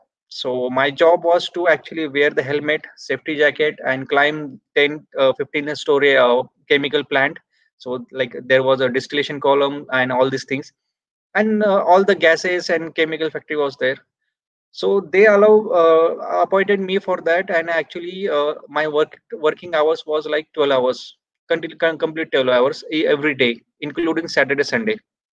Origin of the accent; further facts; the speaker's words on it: India; Like my hometown is 250 kilometers away from Pune.